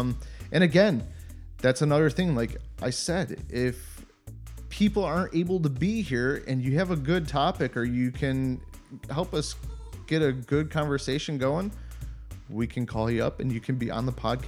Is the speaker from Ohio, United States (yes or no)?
yes; Cleveland, Ohio, United States; moved away as an adult; now in Germany; growing up in the North, like in Cleveland